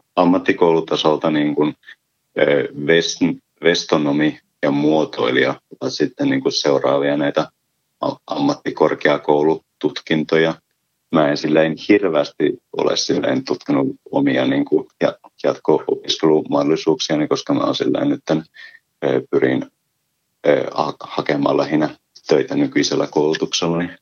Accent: Ylitornio, Lapland, Finland; Olen Ylitornilta kotoisin

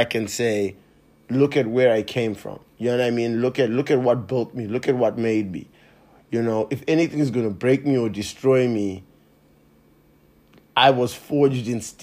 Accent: Zimbabwe; moved away; I grew up in Zimbabwe

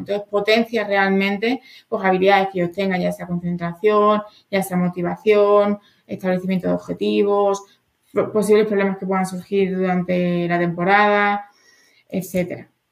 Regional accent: Extremadura, Spain; moved away as an adult; now in Madrid, Spain; fui subcampeona de Extremadura dos años cuando era adolescente de voleibol

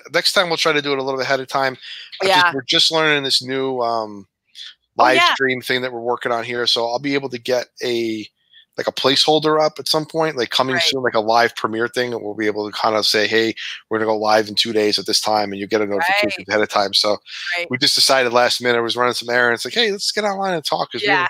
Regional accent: New York, United States; accent: New York; Whenever I go back home to visit my family, it's a New York fest, man. My voice, man.

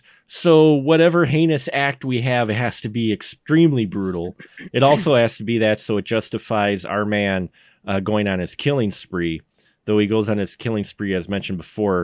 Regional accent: Milwaukee, Wisconsin, United States; I grew up in Milwaukee in urban areas

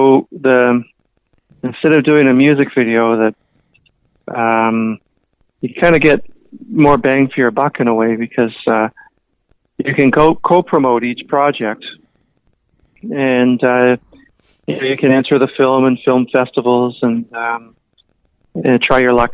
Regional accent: Toronto, Ontario, Canada; now in Vancouver, Canada; I grew up in the Toronto area and then moved out to the West Coast

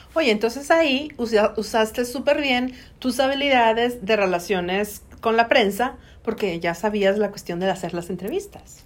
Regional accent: Mexico; also born or lived in Monterrey; now in United States; nosotros como latinos y como mexicanos

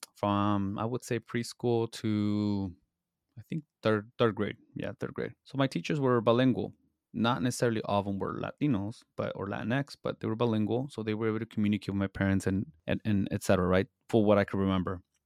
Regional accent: Salinas, California, United States; I was born and raised in Salinas, California, how we call it, the Salad Bowl

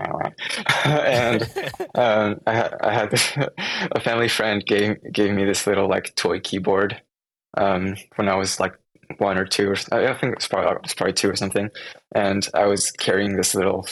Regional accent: France; moved away as an adult; also born or lived in Taiwan; now in Seattle, United States; I was born in Taiwan. And then we moved to France when I was around 1 year, 1 year old. Mm-hmm. And so that's where I grew up, in France

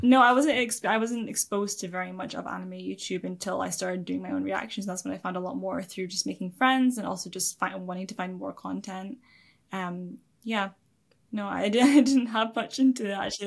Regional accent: Scotland, United Kingdom; also born or lived in England; from the age of seven, before that I was in England, and then I moved to Scotland when I was seven. I've been here ever since.

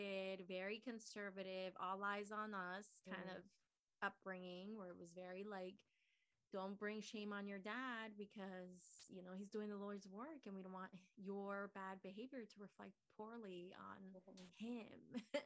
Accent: Nicaragua; moved away; So I was born in Nicaragua

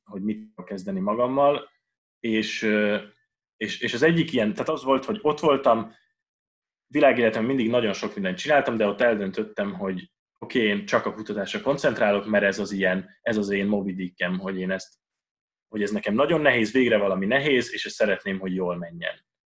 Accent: Budapest, Hungary; also born or lived in Vienna; én Budapesten nőttem föl

